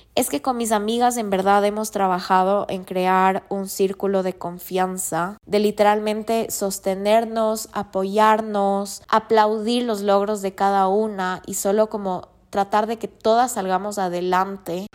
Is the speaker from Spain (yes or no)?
no; Ecuador; como ecuatorianos tenemos la misión de dar a conocer lo lindo que es nuestro país